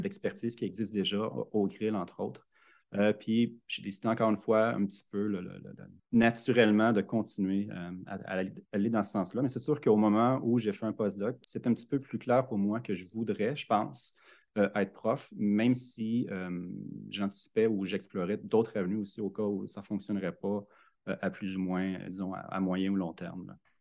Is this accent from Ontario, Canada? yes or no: no; Louiseville, Quebec, Canada; also born or lived in Montreal; je né à Montréal, mais j'ai déménagé très, très tôt. Puis j'ai grandi à Louisville, sur le bord du lac Saint-Pierre